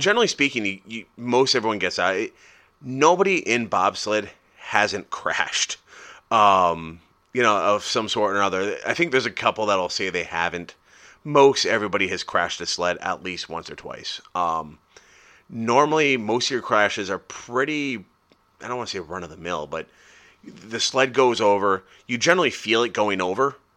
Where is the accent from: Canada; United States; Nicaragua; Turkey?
United States; I'm American